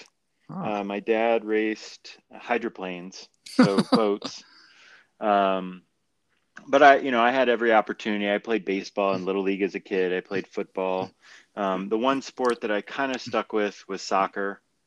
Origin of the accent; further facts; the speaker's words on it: Indianapolis, Indiana, United States; I grew up in Indy